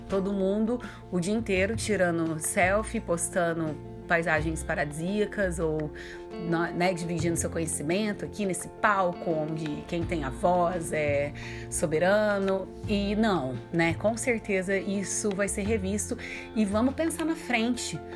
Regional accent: Minas Gerais, Brazil; accent: mineiro; meu sotaque mineiro que eu amo

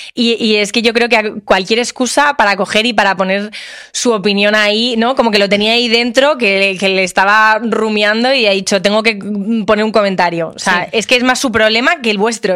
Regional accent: Madrid, Community of Madrid, Spain; soy de Madrid

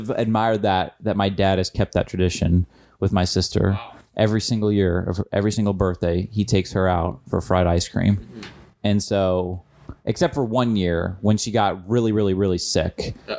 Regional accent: Illinois, United States; Reminds me of growing up in Illinois.

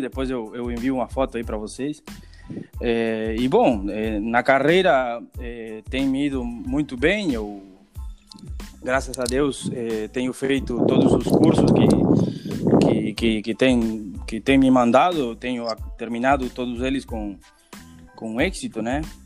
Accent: Artigas, Uruguay; moved away as an adult; now in Montevideo, Uruguay; A minha terra natal é Artigas, né? Eu nasci lá

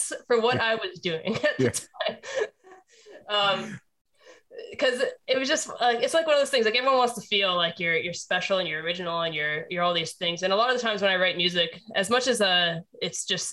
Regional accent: Canada; when you grow up in Canada

